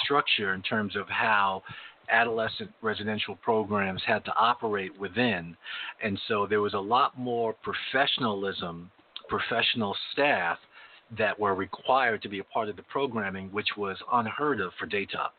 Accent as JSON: {"language": "English", "region": "New York", "country": "United States", "moved": "yes", "said": "I came from New York. I came from New York and went to California."}